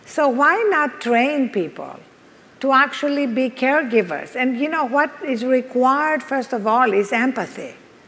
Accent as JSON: {"language": "English", "country": "Greece", "accent": "Greek", "moved": "yes", "said": "I'm Greek, as you can hear from this accent. So I was brought up on the Greek philosophers"}